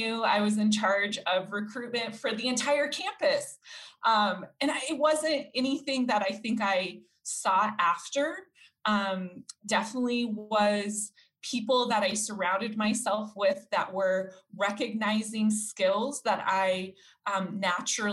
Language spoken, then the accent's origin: English; Denver, Colorado, United States; was born and raised here in Colorado